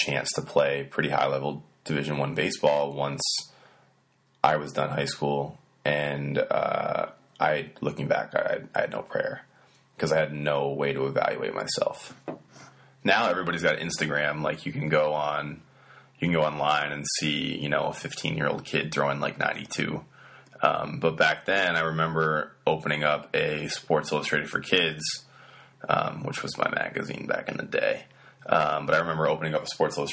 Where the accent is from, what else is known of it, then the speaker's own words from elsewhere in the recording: Poultney, Vermont, United States; moved away as an adult; also born or lived in Virginia; I'm from Vermont originally, and I went to Pulteney High School, which is a really, really, really small high school in Vermont.